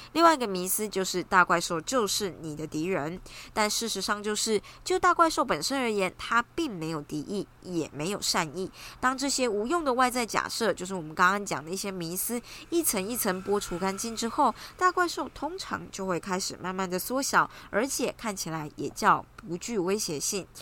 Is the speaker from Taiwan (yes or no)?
yes; Taiwan; 我们台湾人可能英文知道、中文知道、日语知道一点、韩语知道一点